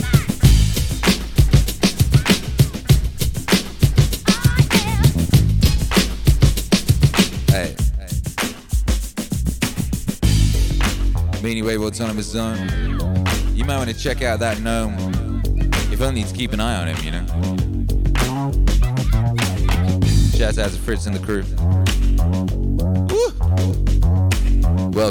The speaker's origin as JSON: {"language": "English", "region": "Wales", "country": "United Kingdom", "tie": "born or raised there", "moved": "yes", "lives_now": "Dripping Springs, United States", "said": "growing up in Wales"}